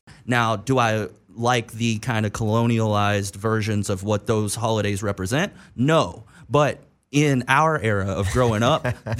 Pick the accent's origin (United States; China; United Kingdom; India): United States; East Coast; regardless of like growing up on the East Coast, you obviously didn't have to deal with this so much, but I had snow days.